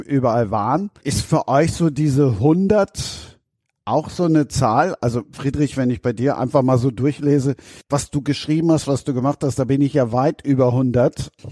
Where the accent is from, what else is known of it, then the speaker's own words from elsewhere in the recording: Düsseldorf, North Rhine-Westphalia, Germany; now in Cologne, Germany; ich bin Rheinländer und noch schlimmer, ich bin in Düsseldorf geboren und wohne in Köln